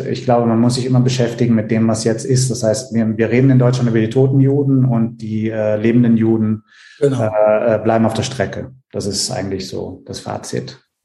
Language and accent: German; Italy; moved away; in Italien äh, zu der Zeit, wo ich aufgewachsen bin